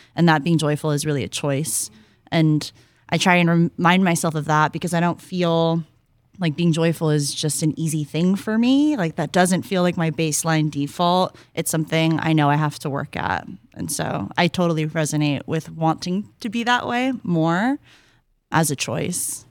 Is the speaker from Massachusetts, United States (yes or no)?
no; San Francisco, California, United States; growing up in the Bay Area, there's absolutely no getting away from hip hop and R and B